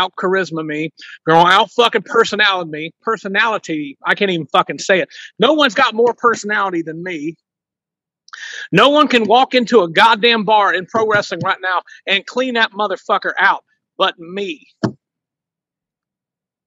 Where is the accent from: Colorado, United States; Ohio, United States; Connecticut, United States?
Ohio, United States; I'm from Ohio. I live in southeastern Ohio where us country people are educated